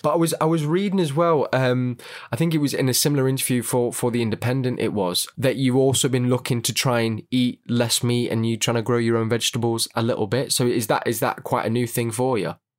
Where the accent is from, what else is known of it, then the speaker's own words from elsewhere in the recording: Manchester, North West England, United Kingdom; I'm kind of from Manchester